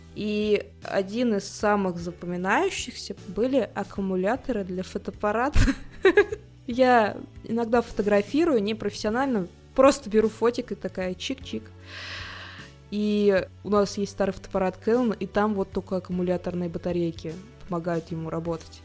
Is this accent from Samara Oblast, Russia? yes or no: yes; Tolyatti, Samara Oblast, Russia; я просто человек из Тольятти